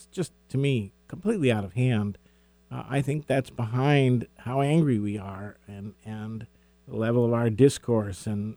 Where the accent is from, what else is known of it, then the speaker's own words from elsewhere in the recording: San Francisco, California, United States; I grew up in San Francisco